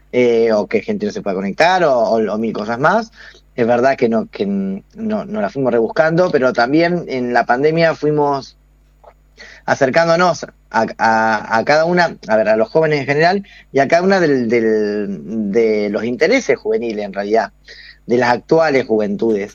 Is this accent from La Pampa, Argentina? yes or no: yes; Toay, La Pampa, Argentina; yo soy de Toay, soy de Toay